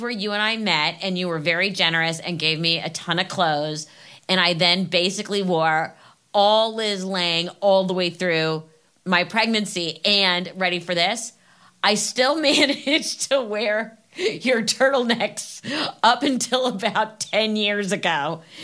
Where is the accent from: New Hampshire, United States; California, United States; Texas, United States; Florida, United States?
California, United States; Los Angeles; I grew up in LA.